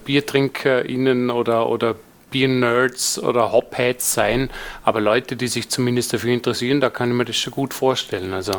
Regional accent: Vorarlberg, Austria; Vorarlberger sein

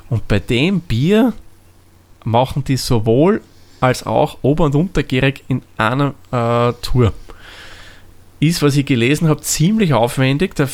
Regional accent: Austria; da sagt man nicht so wie bei uns in Österreich ist ein Weizen, sondern das ist ein Weißbier.

